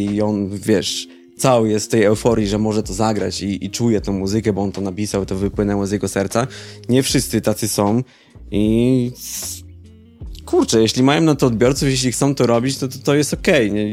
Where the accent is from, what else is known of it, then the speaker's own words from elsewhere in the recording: Oława, Lower Silesian Voivodeship, Poland; wychowałem się w mniejszym mieście, znaczy może to w sumie nie ma znaczenia w jakim mieście tak naprawdę, ale jakby zawód producenta muzycznego w Oławie